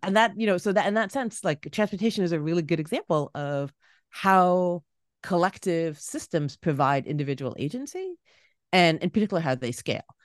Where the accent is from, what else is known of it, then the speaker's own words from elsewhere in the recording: Toronto, Ontario, Canada; moved away; my hometown of Toronto